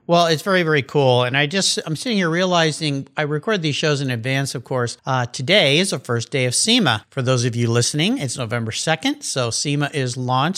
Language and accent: English; San Diego, California, United States; I grew up in Southern California, south of you, down in San Diego